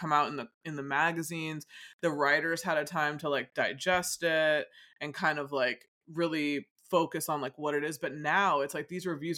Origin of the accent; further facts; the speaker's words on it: United States; I guess it's maybe because I'm American and I know that look a lot